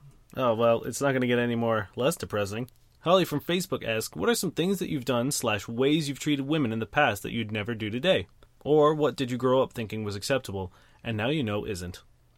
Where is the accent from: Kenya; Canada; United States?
Canada; Brampton, Ontario; I grew up in Brampton